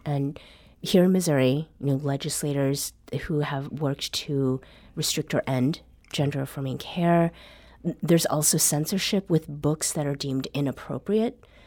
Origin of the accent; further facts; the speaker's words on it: Canada; accent: Canadian; My Canadian accent.